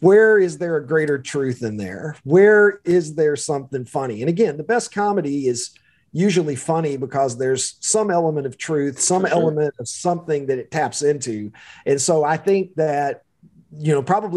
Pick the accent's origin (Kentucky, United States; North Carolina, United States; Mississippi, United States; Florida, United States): Kentucky, United States; accent: drawl; moved away as an adult; also born or lived in Chicago area; now in Chicago, United States; I am a Kentuckian by birth and lived there long enough that I think the drawl is going to be with me forever